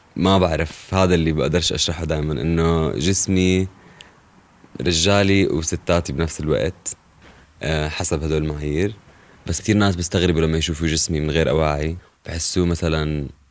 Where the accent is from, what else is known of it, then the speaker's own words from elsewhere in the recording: Jordan; also born or lived in Irbid / Zarqa / Amman; ربيت بالأردن بإربد وبالزرقاء وبعمان